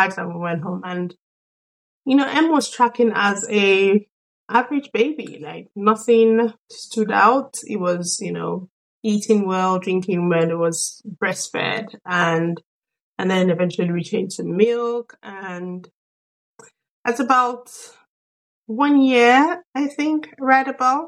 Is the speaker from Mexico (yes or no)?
no; Nigeria; also born or lived in Sweden; now in London, United Kingdom; I'm a Nigerian, born and raised, and I'm also Swedish. I've been lived in Sweden for the better part of my life.